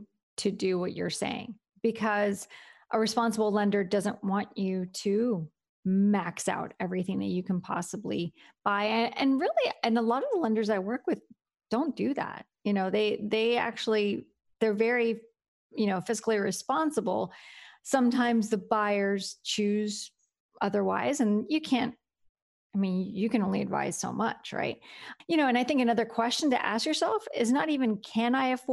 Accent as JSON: {"language": "English", "town": "Miami", "region": "Florida", "country": "United States", "moved": "as an adult", "lives_now": "Gainesville, United States", "said": "I'm from Miami"}